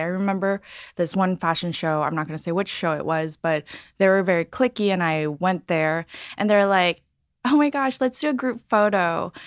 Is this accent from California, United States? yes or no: yes; Los Angeles, California, United States; also born or lived in San Francisco; I grew up in Los Angeles, born and raised here.